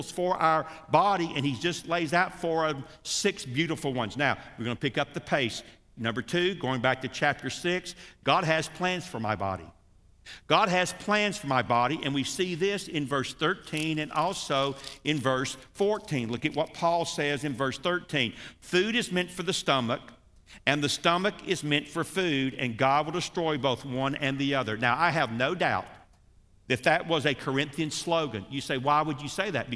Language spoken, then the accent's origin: English; United States; us Americans